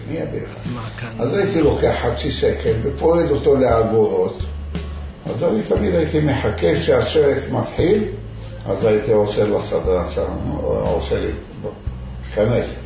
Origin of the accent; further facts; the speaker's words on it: Fez, Fès-Meknès, Morocco; Hebrew is a second language; now in Ashdod, Israel; וגדלנו בגיל 6-7, ההורים שלי עברו לפס, איסוף הוא זה עיר קטנה